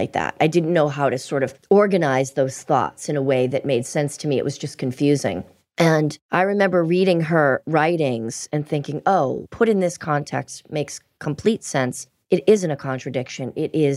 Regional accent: Boston, Massachusetts, United States; We grew up in Boston.

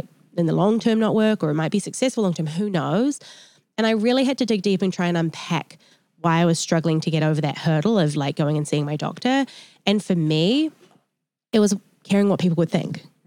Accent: New Zealand; now in United States; I'm from New Zealand and like I was really raised in quite like a holistic way. And then I came to America

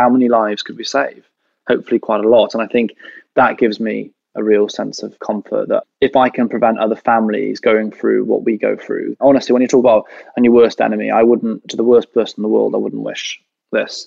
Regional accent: Welsh, Wales, United Kingdom; we are all Welsh.

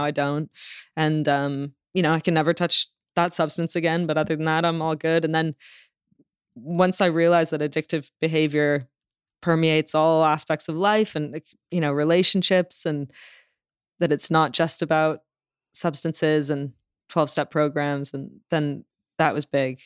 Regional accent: Toronto, Ontario, Canada; also born or lived in London, United Kingdom; now in Los Angeles, United States; I grew up in Toronto

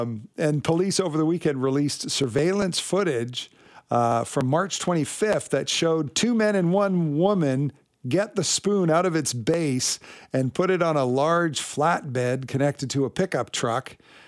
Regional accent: Richmond, British Columbia, Canada; I grew up in Richmond, BC, not too far from, I think, the very first McDonald's in Canada.

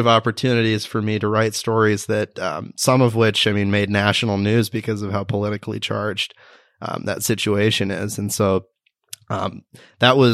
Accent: Beaverton, Oregon, United States; I grew up in the Portland area, and Beaverton specifically. Went to Westview High School

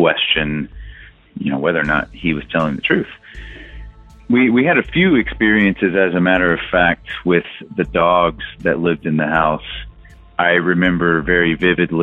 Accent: Texas, United States; I'm from Texas

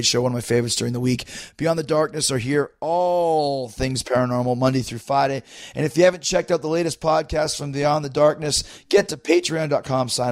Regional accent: Winnipeg, Manitoba, Canada; my hometown of Winnipeg

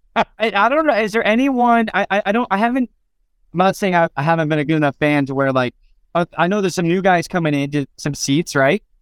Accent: Phoenix, Arizona, United States; born or raised there

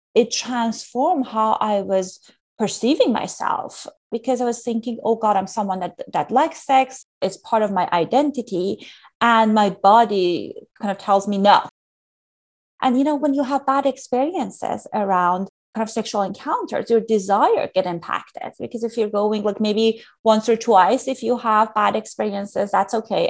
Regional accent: Iran; moved away; I grew up in Iran during a challenging time.

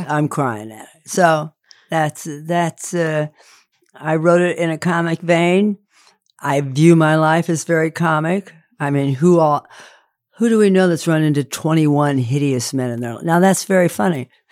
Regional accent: Indiana, United States; I'm from Indiana

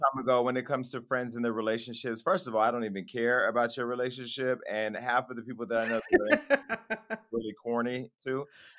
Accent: California, United States; I'm from Northern California, home of the scammers.

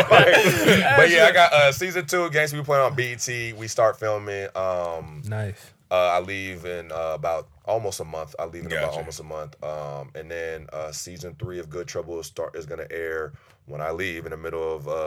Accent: Philadelphia, Pennsylvania, United States; I was born in Philly, bro.

